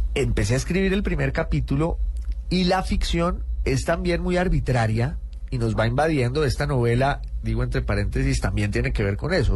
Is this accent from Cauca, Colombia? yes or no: yes; Popayán, Cauca, Colombia; moved away as an adult; also born or lived in Bogotá / United Kingdom / Italy (mother's side); soy de Popayán